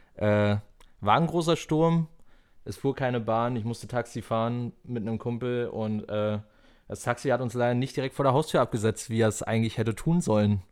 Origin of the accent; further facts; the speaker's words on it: Falkensee, Brandenburg, Germany; ich komme halt aus dem Rand Berlin, ne? Falkensee